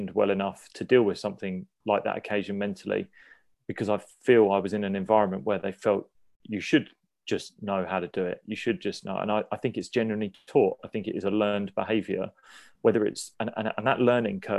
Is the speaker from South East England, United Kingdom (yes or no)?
yes; Sussex, South East England, United Kingdom; I was a homegrown player. I came from the countryside of Sussex and I wanted to play for Sussex.